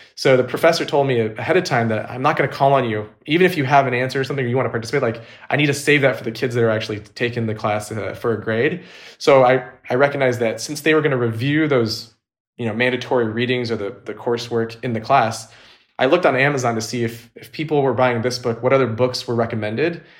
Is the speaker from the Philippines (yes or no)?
no; Orange County, California, United States; also born or lived in San Diego, California; now in Los Angeles, United States; I was actually born and raised in Orange County, California, which is an hour north of San Diego